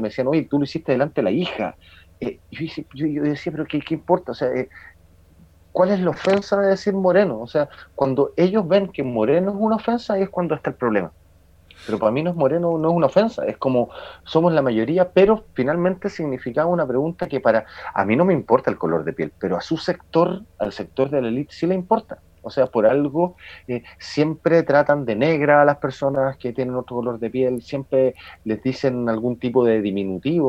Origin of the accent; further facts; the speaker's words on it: Chile; estudiantes normales, como somos todos los chilenos